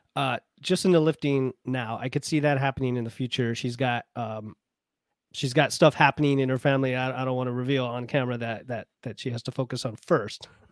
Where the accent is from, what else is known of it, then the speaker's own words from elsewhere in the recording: Florida, United States; as a kid growing up in Florida